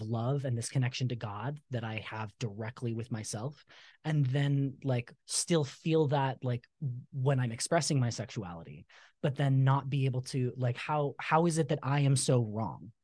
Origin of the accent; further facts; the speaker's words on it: Utah, United States; also born or lived in Southern California; when we moved here to Utah, so we're originally from Southern California. When we moved to Utah, uh, when you move into a new ward, you know, everybody gives out, stands up and gives a talk